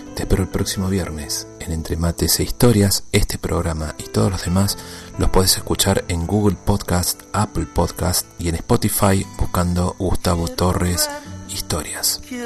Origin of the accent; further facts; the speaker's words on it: Córdoba, Argentina; also born or lived in Mendoza; Yo soy de Córdoba, pero viví mucho tiempo en Mendoza.